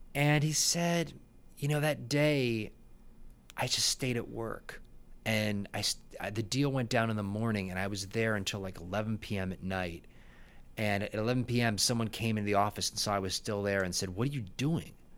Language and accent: English; Buffalo, New York, United States; moved away; I'm from Buffalo, I'm a Buffalo boy